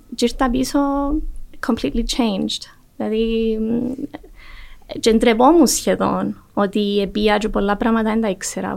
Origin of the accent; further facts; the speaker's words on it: Larnaca, Larnaca District, Cyprus; also born or lived in Athens, Greece; εγώ μεγάλωσα στη Λάρνακα.